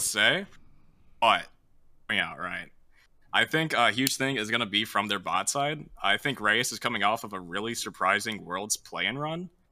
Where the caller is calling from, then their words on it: St. Louis, Missouri, United States; I'm calling from St. Louis